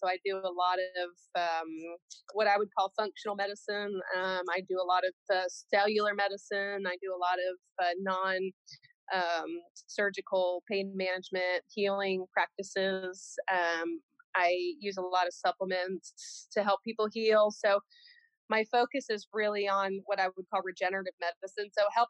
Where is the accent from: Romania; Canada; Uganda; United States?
United States; Oklahoma; I'm from the Pawnee Nation. I'm Skeety Band of the Pawnee Nation. We're originally from Nebraska, Kansas area.